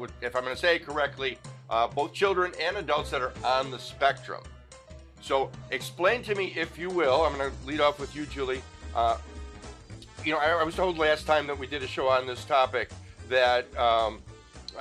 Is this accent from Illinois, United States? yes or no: yes; Chicago, Illinois, United States; now in Las Vegas, United States; I'm from Chicago. We didn't have rodeos